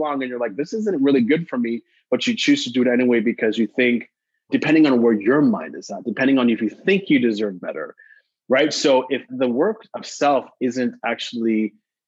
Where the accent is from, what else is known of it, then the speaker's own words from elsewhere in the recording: Montreal, Quebec, Canada; I was born and raised in Montreal, so I had an opportunity of working with the French community.